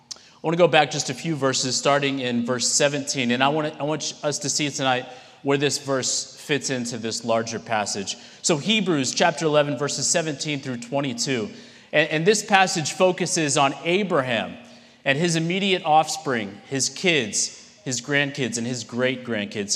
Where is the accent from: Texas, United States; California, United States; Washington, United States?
Texas, United States; San Antonio; moved away as an adult; now in Japan; I grew up in San Antonio. This is home to me